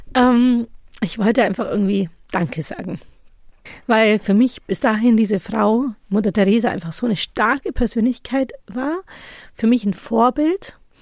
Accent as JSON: {"language": "German", "country": "Germany", "tie": "born or raised there", "said": "obwohl ich ja deutsch aufgewachsen bin"}